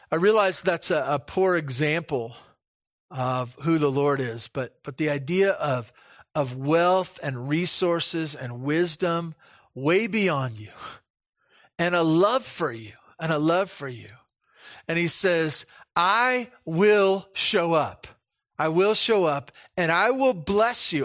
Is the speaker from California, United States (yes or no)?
yes; Santa Barbara, California, United States; moved away; when I grew up in Santa Barbara, I took the bus to s, to school.